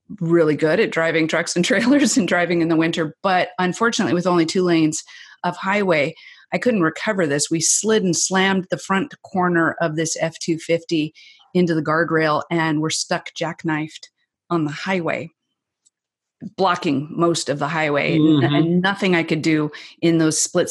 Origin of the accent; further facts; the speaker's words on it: the Northwest, Pacific Northwest, United States; I'm from the Northwest, so I live just south of Seattle